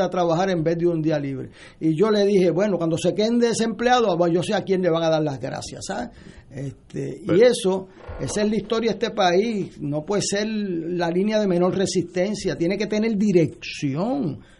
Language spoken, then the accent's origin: Spanish; San Juan, Puerto Rico; yo que soy de Río Piedra